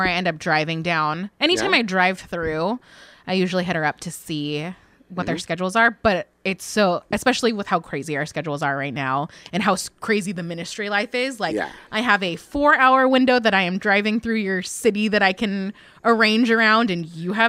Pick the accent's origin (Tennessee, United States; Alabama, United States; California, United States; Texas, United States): California, United States; I am a Californian.